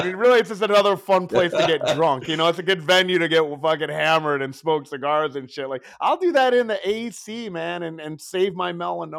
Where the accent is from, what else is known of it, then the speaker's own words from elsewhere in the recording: Detroit, Michigan, United States; I'm from Detroit.